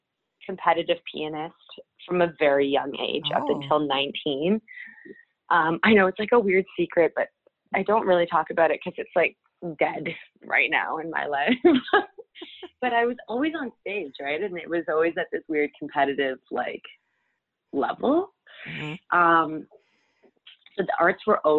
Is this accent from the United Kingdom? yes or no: no; Surrey, British Columbia, Canada; also born or lived in Vancouver; I was born and raised in Vancouver, and then I grew up in a town called Surrey for my entire youth, and then I moved back to Vancouver as I was starting university.